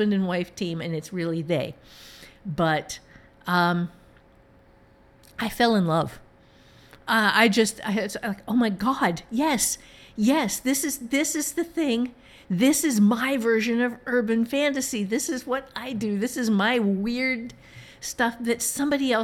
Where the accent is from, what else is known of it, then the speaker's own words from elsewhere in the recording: Ohio, United States; moved away; the part of Ohio that I am from